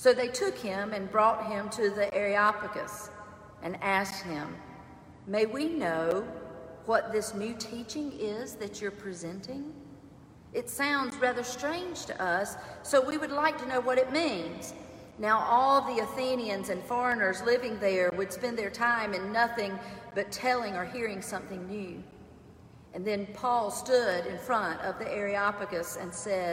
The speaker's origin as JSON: {"language": "English", "town": "Clinton", "region": "South Carolina", "country": "United States", "tie": "born or raised there", "said": "Growing up in Clinton, South Carolina, I did not know a Jewish person"}